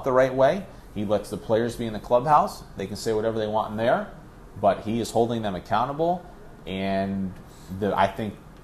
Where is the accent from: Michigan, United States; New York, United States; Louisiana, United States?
New York, United States; Ithaca; moved away; I grew up in Ithaca, New York